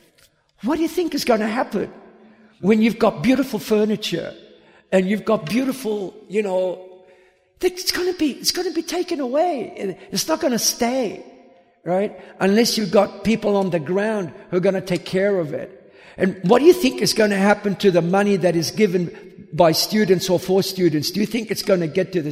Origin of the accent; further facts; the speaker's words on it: Australia; moved away; also born or lived in United States; I grew up in Australia